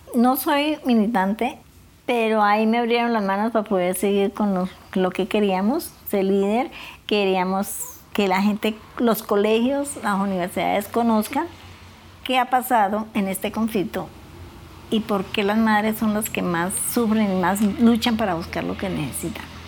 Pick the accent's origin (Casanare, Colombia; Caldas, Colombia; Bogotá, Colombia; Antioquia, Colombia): Casanare, Colombia; Monterrey; moved away; also born or lived in Mapiripán, Meta / Villavicencio, Meta / San Juan de Arama, Meta; Nací en Monterrey, Casanare